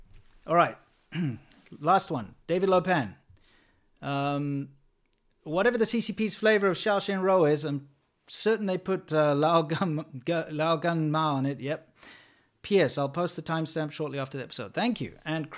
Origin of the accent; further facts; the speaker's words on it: South Africa; I grew up in South Africa, kind of on the farms and that sort of thing.